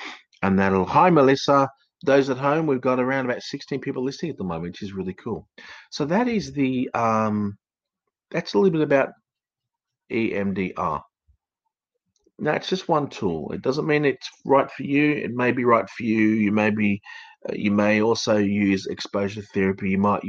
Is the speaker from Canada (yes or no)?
no; Australia; accent: educated English Australian; also born or lived in United Kingdom; I speak with an educated English Australian accent. I was born in the United Kingdom. I came out to Australia when I was probably about 9 or 10, and I've worked through the system, and my accent changed from an English accent to an Australian accent.